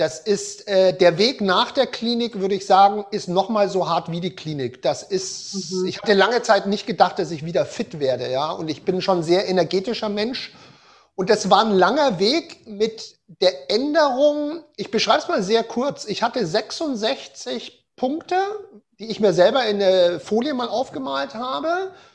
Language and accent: German; Germany; Bei uns in Deutschland